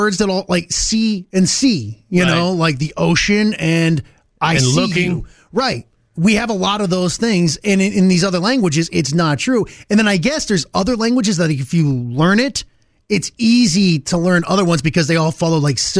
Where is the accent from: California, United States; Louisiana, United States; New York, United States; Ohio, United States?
Ohio, United States; first language English; When I was growing up in Ohio